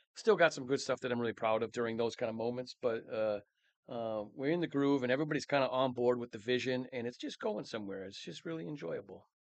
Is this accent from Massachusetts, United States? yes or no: no; Mankato, Minnesota, United States; Born and raised in Mankato, Minnesota.